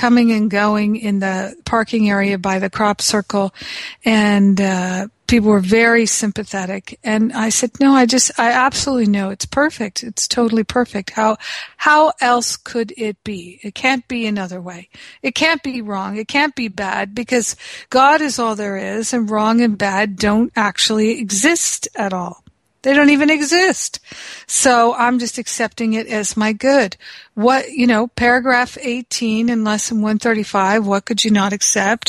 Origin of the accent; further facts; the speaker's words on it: United States; I'm from America